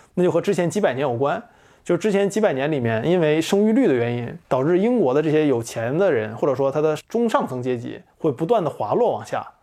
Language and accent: Chinese; China; 我们中国人